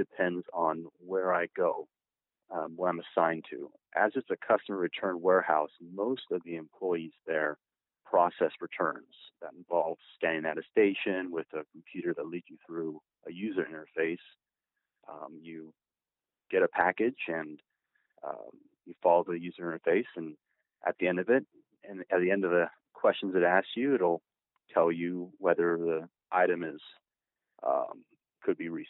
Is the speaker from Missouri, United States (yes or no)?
no; Indianapolis, Indiana, United States; I am from Indianapolis.